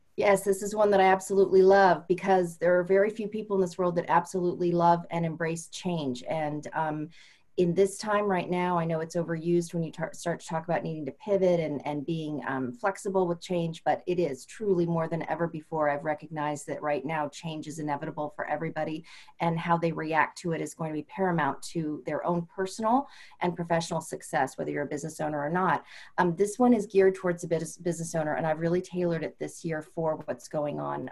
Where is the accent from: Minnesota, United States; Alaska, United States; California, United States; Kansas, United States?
California, United States; moved away as an adult; I'm originally from California